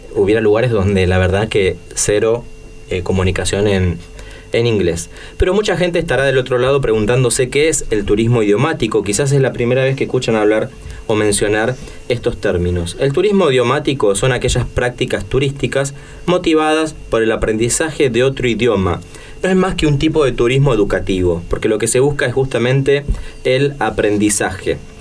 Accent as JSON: {"language": "Spanish", "country": "Argentina"}